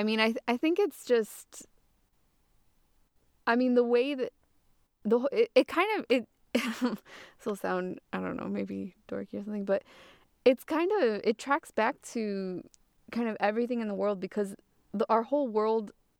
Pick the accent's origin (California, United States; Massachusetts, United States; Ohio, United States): Massachusetts, United States; I am monolingual, but I remember growing up as a kid. I grew up in Massachusetts in the northeast of the U.S. and there's a lot of Spanish around there